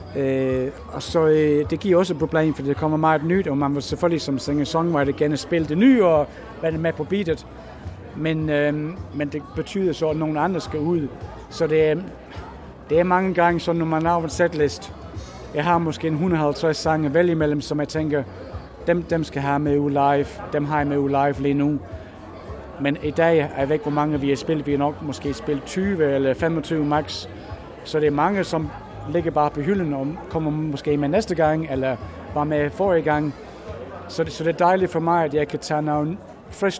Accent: England, United Kingdom; also born or lived in United States; now in Sønderborg, Denmark; Jeg er tre kvart englænder og, og kvart amerikansk

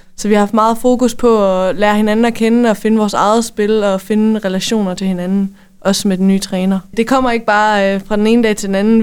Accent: Denmark; som danskere

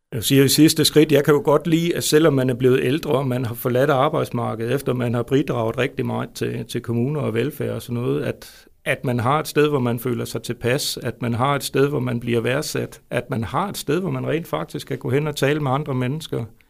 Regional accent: Svendborg, Southern Denmark, Denmark; also born or lived in Jutland; now in Vejle, Denmark; jeg er jo faktisk Fynbo, født i Svendborg.

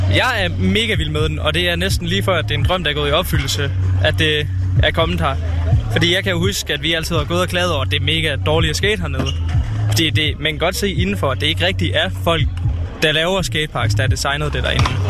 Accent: Nørre Nebel, Southern Denmark, Denmark; Jeg kommer fra Nørnebel

